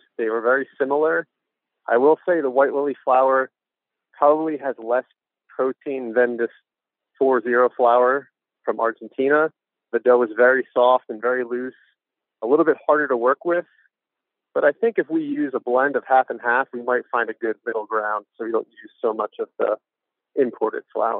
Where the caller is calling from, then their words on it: Atlanta, Georgia, United States; I'm calling from Atlanta, Georgia.